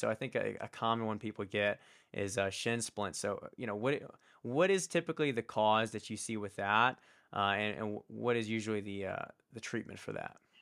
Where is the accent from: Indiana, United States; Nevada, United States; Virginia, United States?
Virginia, United States; Richmond; it was a local university in where I grew up in Richmond, Virginia